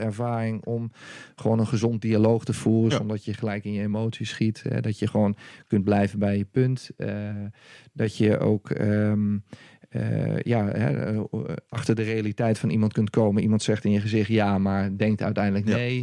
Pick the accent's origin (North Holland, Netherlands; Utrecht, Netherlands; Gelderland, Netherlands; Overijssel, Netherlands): Overijssel, Netherlands; Raalte; also born or lived in Haarlem; oorspronkelijk kom ik uit Haarlem. En eh, uiteindelijk ben ik eh, als jonge jongen ben ik, in de regio van Deventer terechtgekomen. Toen was ik een, een, jaar of zes